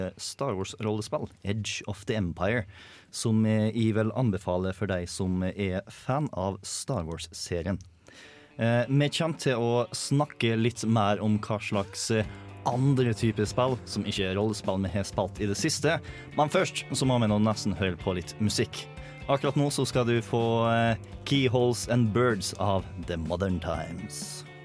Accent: Møre og Romsdal, Norway; accent: Romsdal dialect; jeg er litt glad i dialekten min. Så det å ha en romsdaling til i programmet

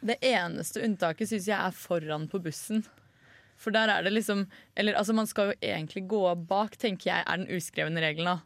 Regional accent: Norway; som nordmann

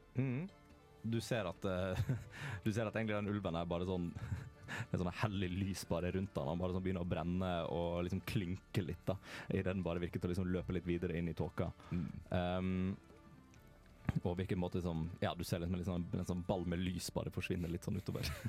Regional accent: Western Norway, Norway; jeg er fra Vestlandet, vi har andre ord på ting

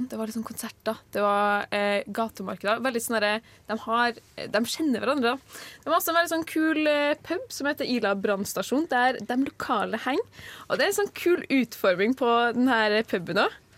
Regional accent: Trondheim, Trøndelag, Norway; Jeg syns fortsatt det er litt mystisk, selv om jeg født og oppvokst i Trondheim, bodd der i 22 år.

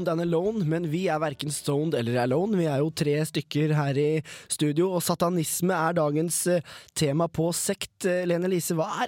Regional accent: Alta, Finnmark, Norway; moved away as an adult; now in Trondheim, Norway; jeg kommer fra Alta.

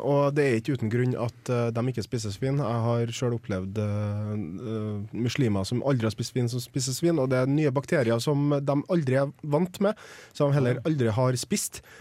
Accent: Trøndelag, Norway; jeg er jo trønder

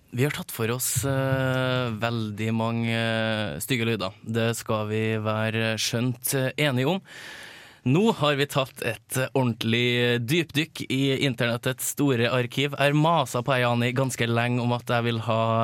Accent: Malvik, Trøndelag, Norway; Jeg er fra Malvik

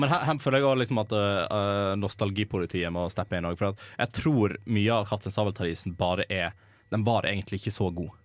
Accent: Western Norway, Norway; jeg ikke er fra det glade Østland. Uh, jeg kommer jo fra Vestlandet et sted.

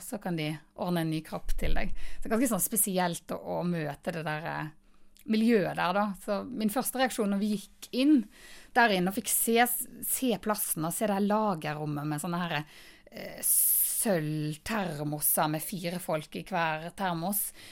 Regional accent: Florø, Vestland, Norway; Jeg er mm, fra Florø

